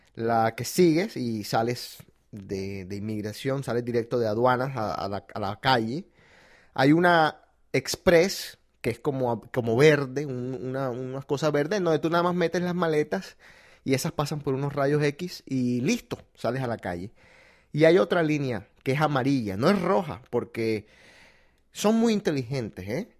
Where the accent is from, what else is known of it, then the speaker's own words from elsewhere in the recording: Colombia; yo soy colombiano